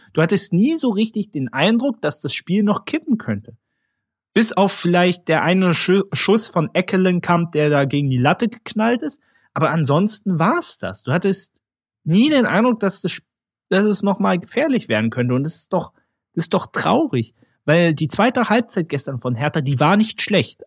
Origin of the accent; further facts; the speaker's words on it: Berlin, Germany; Ich bin ja Berliner